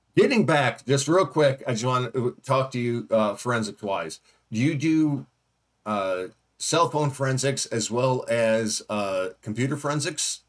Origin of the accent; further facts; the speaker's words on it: Northeast, United States; now in Southeast, United States; I, I grew up in the Northeast